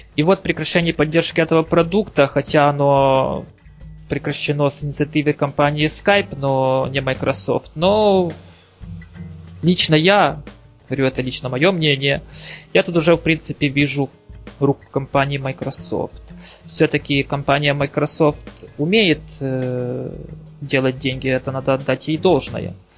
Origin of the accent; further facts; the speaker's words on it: Ukraine; also born or lived in Kyiv; я с Украины